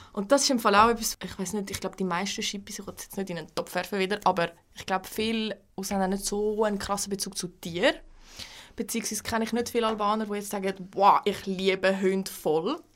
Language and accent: German; Switzerland; also born or lived in Aargau; ich bin ja Schweizerin